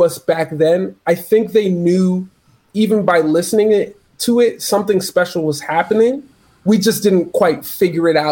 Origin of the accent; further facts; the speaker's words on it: Toronto, Ontario, Canada; So we're both from Toronto. He's from Jane and Emmett, which is actually not far from where I'm from, which is Keela Eglinton, York Square